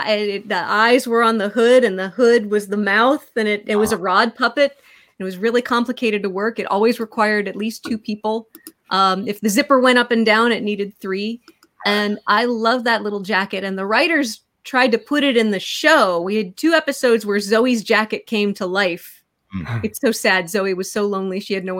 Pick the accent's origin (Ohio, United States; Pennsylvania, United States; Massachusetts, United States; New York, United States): Pennsylvania, United States; Pittsburgh; moved away as an adult; I grew up in Pittsburgh.